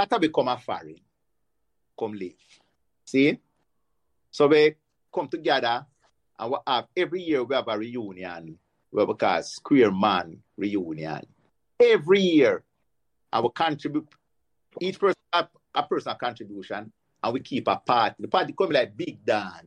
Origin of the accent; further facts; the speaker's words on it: Kingston, Jamaica; also born or lived in Pembroke Hall, Kingston; We come from Dunkirk